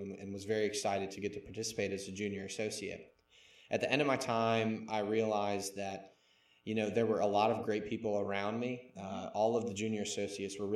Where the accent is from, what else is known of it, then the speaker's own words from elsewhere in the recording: Mandeville, Louisiana, United States; I'm from Mandeville, Louisiana. Born and raised there